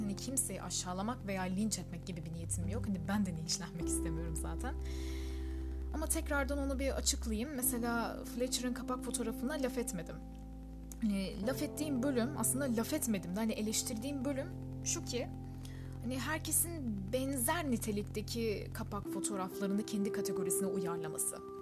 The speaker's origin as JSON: {"language": "Turkish", "country": "Turkey", "first_language": "Turkish"}